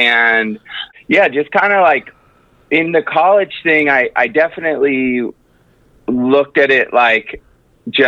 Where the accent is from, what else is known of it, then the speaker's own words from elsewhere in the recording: Capitola, California, United States; moved away as an adult; also born or lived in San Diego; I was born and raised in Northern California in a small town called Capitola